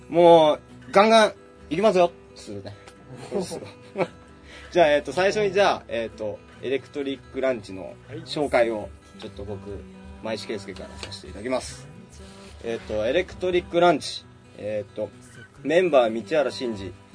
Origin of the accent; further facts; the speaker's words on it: Yamagata, Japan; now in Tokyo, Japan; 俺ら、あの、山形県出身なんですけど